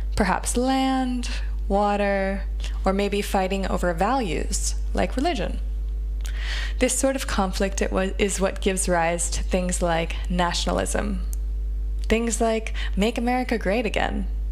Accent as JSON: {"language": "English", "country": "United States", "said": "As an American"}